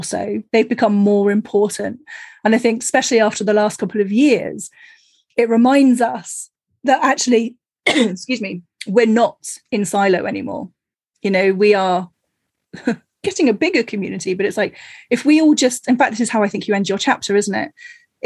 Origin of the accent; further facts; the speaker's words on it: Cornwall, South West England, United Kingdom; moved away; I grew up in Cornwall